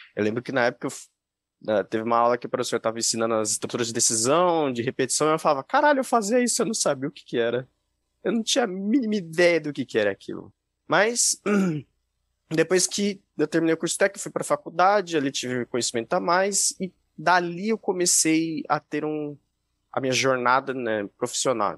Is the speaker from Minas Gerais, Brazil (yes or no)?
no; Jundiaí, São Paulo, Brazil; sou do interior de São Paulo, de Jundiaí